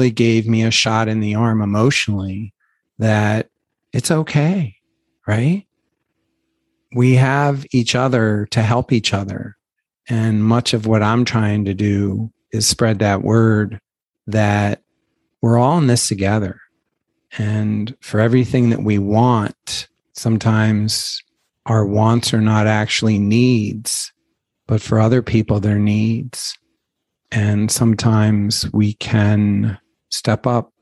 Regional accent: Baltimore, Maryland, United States; moved away; where I grew up in Baltimore

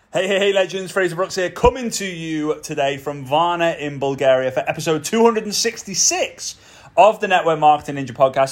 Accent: Formby, North West England, United Kingdom; moved away; back to my hometown, Formby.

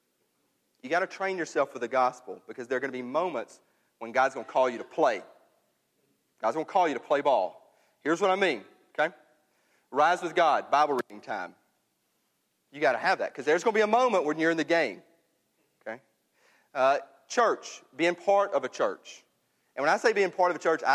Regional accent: New Albany, Mississippi, United States; moved away; I'm up in my hometown in New Albany

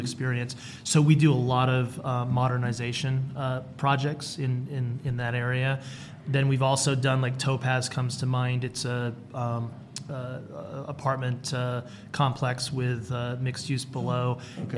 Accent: Rhode Island, United States; moved away as an adult; also born or lived in Alabama / Las Vegas, Nevada; now in Henderson, United States; I'm originally from Rhode Island

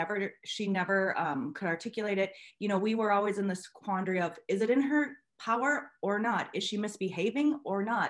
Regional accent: Minnesota, United States; I am from Minnesota in the USA.

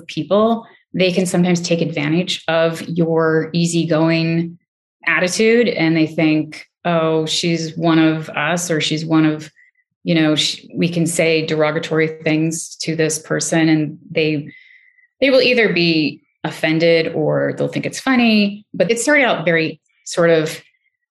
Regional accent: New York City, New York, United States; As a child, I grew up poor in New York City with my single mom and twin sister

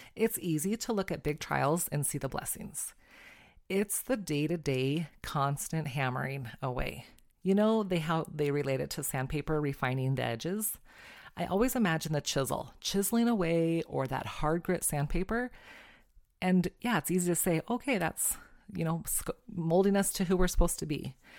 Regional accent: California, United States; moved away; also born or lived in Glasgow, Montana; growing up in California, my family would go to our favorite Mexican restaurant, the Hacienda

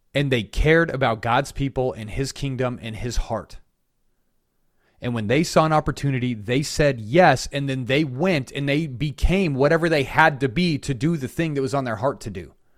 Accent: Colorado, United States; now in South Carolina, United States; I'm from Colorado

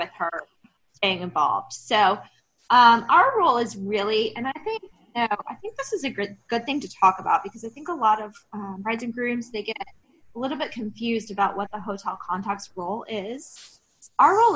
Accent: Hilton Head Island, South Carolina, United States; also born or lived in Atlanta, Georgia; now in Savannah, United States; I am actually from Hilton Head

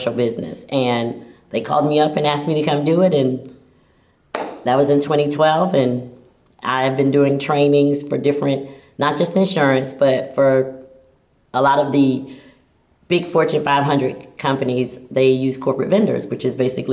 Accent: Florida, United States; also born or lived in Tallahassee, Florida; I'm a Floridian

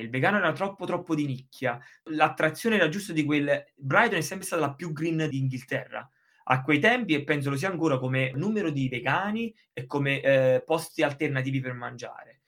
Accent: Sessa Aurunca, Campania, Italy; moved away as an adult; now in England; io sono appunto di Sessa Olunca, una cittadina della provincia di Caserta

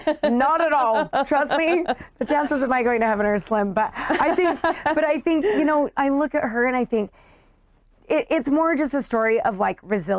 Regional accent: Utah, United States; I grew up in Utah in a suburb of Salt Lake. And it was a great place to grow up.

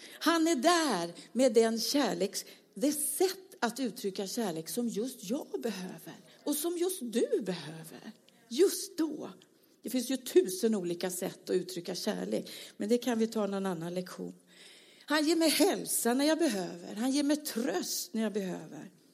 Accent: Småland, Sweden; Jag är ju smålänning längst in här

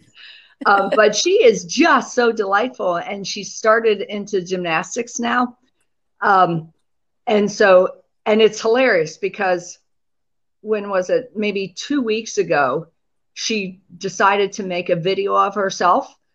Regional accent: Pennsylvania, United States; I grew up in Pennsylvania

